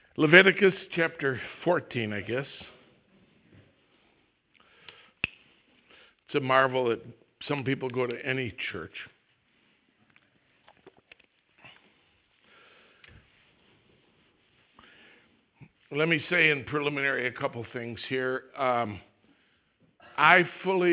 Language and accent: English; Wisconsin, United States; I'm from Wisconsin